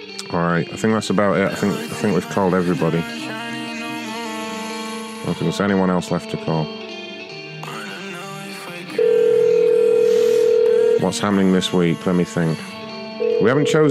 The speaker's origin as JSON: {"language": "English", "country": "United Kingdom"}